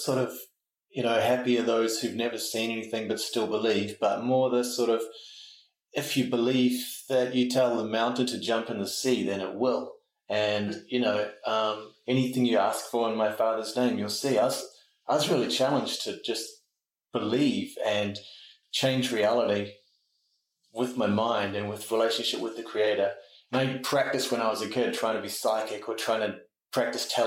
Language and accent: English; Auckland, New Zealand; Grew up in the North Shore of Auckland